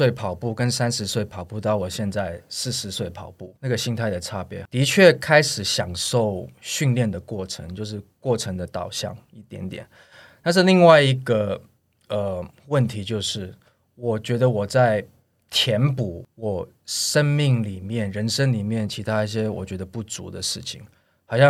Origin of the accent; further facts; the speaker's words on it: Taiwan; 我有时候觉得说，哎，我们亚洲人或者我们台湾人真的体能比较差一点嘛